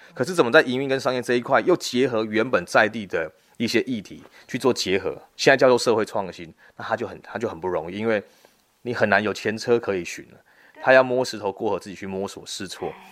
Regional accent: Kaohsiung, Taiwan; moved away as an adult; now in Guantian, Tainan, Taiwan; 我本身是高雄人

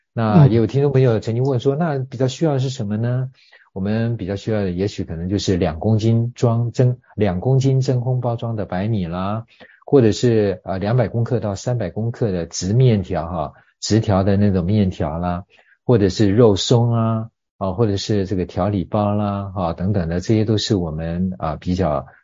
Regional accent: Taiwan; 我们台湾人呢，都很有爱心

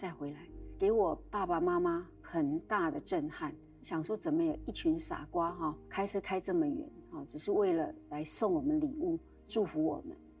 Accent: Yunlin County, Taiwan; moved away; 我生在云林，我原生家庭也在云林。

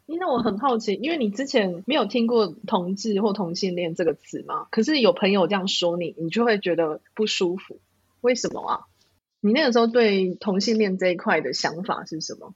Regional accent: southern Taiwan, Taiwan; 我是在南部的校园成长

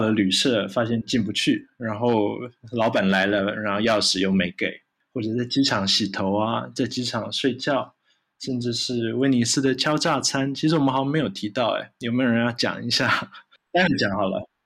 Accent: Taiwan; 生在台湾或者长在台湾的人

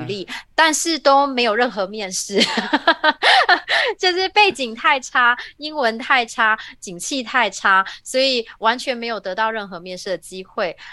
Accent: Taiwan; moved away as an adult; now in Silicon Valley, United States; 我其实出生在一个台湾很普通的家庭，我爸爸，呃，我妈妈是家庭主妇，然后爸爸在塑胶工厂工作

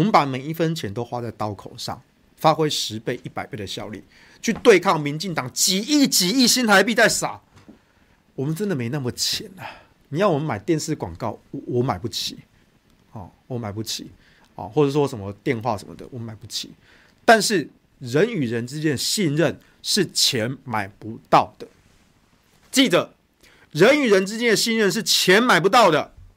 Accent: Taichung, Taiwan; 我家是住北屯啊

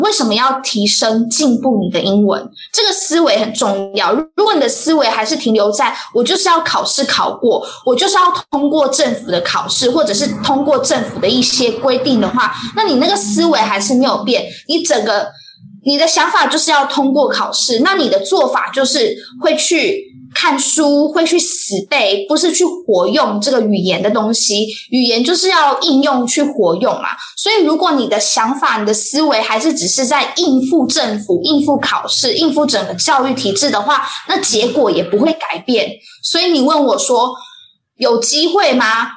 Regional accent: Taiwan; also born or lived in Hsinchu; 我们台湾人

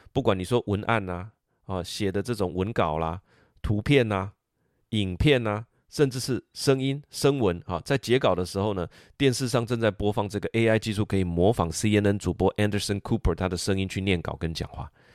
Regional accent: Taiwan; 我们台湾人

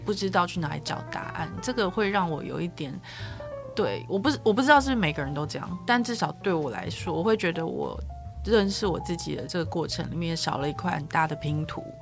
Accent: Yilan County, Taiwan; 我是宜兰人，然后我们是。有一些亲戚就是南方傲，苏傲

